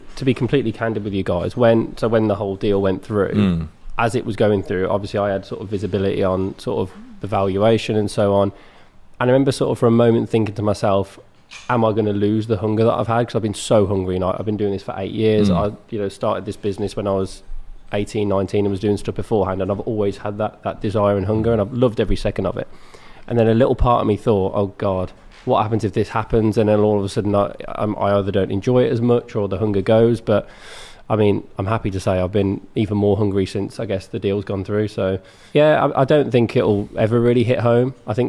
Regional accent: Bromsgrove, West Midlands, United Kingdom; I grew up in a town called Bromsgrove, which is 20 minutes south

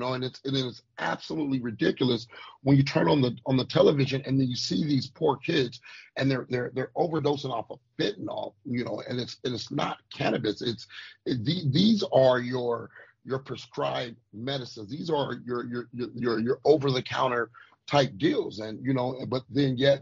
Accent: United States; Us as the American people

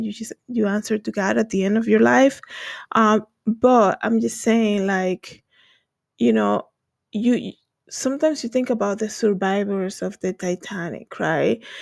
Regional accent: Dominican Republic; English is a second language; moved away; I'm from the Dominican Republic

